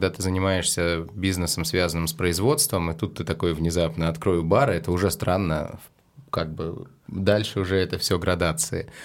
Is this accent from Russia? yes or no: yes; Severomorsk, Murmansk Oblast, Russia; now in Saint Petersburg, Russia; Я из Североморска.